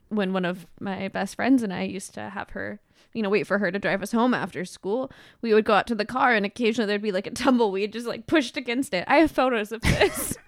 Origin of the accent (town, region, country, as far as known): California, United States; born or raised there